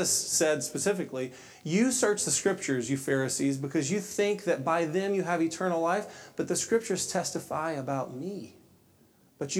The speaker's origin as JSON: {"language": "English", "region": "Texas", "country": "United States", "tie": "born or raised there", "said": "I grew up in Southern Baptist world in Texas"}